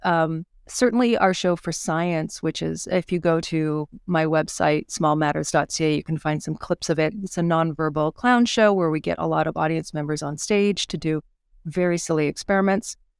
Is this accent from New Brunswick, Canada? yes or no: yes; Fredericton, New Brunswick, Canada; moved away as an adult; now in Edmonton, Canada; where I grew up in New Brunswick and Fredericton at the time